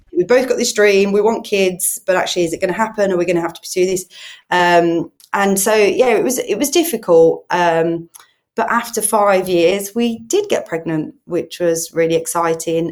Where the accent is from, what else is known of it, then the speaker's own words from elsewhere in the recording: Birmingham, West Midlands, United Kingdom; accent: Brummie; now in Solihull, United Kingdom; I'm a Brummie, which means I'm from Birmingham, but I actually live in Solihull